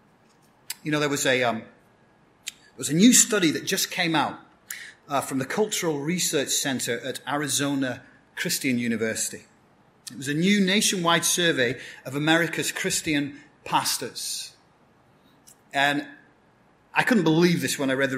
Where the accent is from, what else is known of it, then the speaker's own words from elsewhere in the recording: Blackburn, North West England, United Kingdom; moved away; My hometown in England is a town called Blackburn, so I'm what you call a Blackburnian